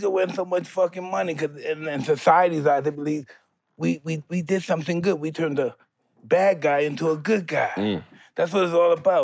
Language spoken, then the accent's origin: English; New York City, New York, United States; I'm from Brownsville